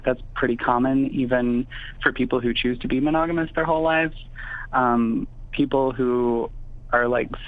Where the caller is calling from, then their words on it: Madison, Wisconsin, United States; I am in Madison, Wisconsin.